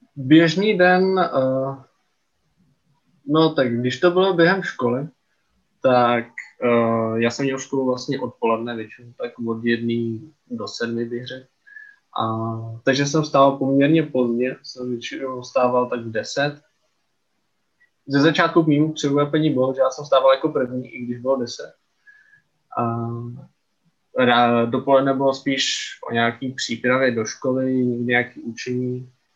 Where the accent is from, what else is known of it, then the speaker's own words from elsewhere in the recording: Czechia; my jako Češi